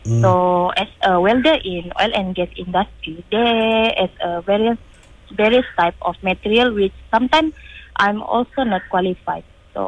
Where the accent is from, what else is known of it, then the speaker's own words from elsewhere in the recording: Kudat, Sabah, Malaysia; moved away as an adult; also born or lived in Kota Kinabalu; now in Pasir Gudang, Malaysia; I was born in Hospital Kudat on April 18, 1997, which is 26 this year. Okay. And originate from Sabahan.